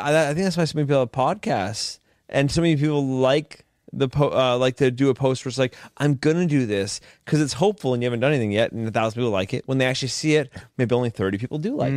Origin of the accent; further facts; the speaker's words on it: Canada; I'm fucking Canadian